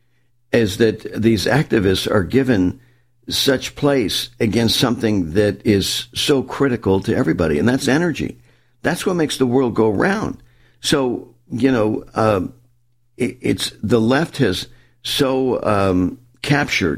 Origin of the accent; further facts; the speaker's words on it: Southern California, United States; growing up in Southern California, and I grew up, on the coast.